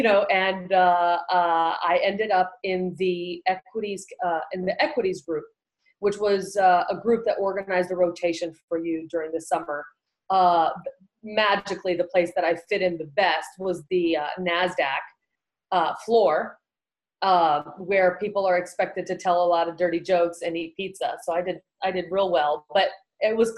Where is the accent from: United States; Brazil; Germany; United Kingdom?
Brazil; moved away; I was raised in Brazil with a lot of contact with my Brazilian family